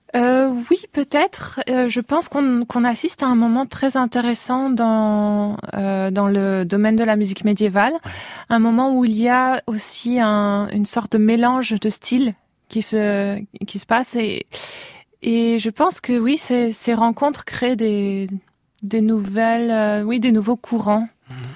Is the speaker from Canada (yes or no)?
no; Metz, Grand Est, France; moved away as an adult; also born or lived in Russia / Barcelona; now in Basel, Switzerland; Je suis née en Russie, mais j'ai grandi euh, à Metz.